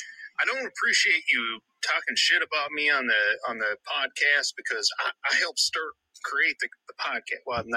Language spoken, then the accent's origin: English; Alabama, United States; I'm from Alabama. You can't replace a man from Alabama.